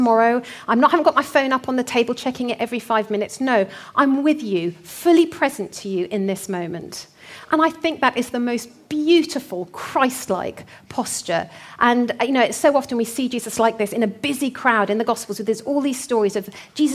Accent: North Hertfordshire, East of England, United Kingdom; accent: North Hertfordshire; my North Hertfordshire accent

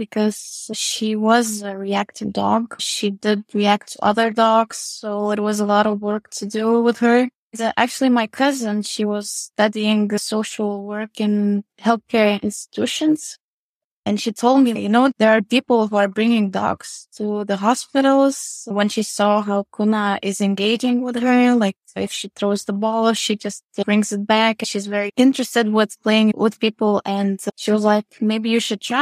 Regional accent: Lithuania; I am from Lithuania, living in Vilnius

